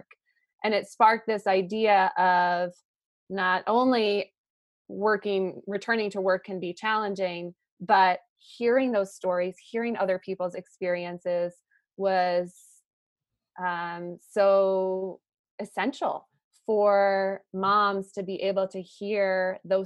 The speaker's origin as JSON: {"language": "English", "town": "Boston", "region": "Massachusetts", "country": "United States", "tie": "born or raised there", "said": "I grew up in Boston, so I really haven't strayed too far."}